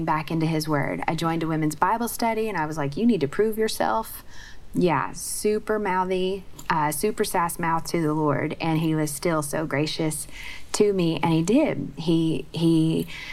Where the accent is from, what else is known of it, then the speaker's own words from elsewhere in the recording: Oklahoma, United States; I grew up in Oklahoma.